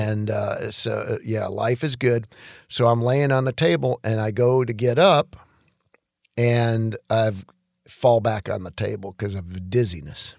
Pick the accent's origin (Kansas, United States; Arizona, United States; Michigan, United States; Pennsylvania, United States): Michigan, United States; Detroit; moved away as an adult; also born or lived in Macomb County, Michigan / Atlanta; growing up in Detroit